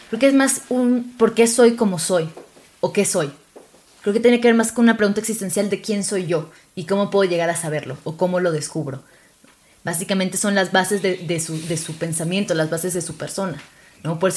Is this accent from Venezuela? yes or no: yes; Venezuela; Yo soy de Venezuela. Sé que ya no se nota porque no tengo acento, pero.